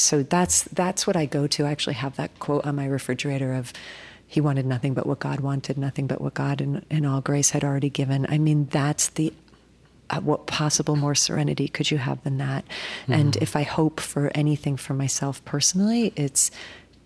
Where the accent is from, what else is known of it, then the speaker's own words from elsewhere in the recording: United States; also born or lived in New Jersey; As an American, as a white person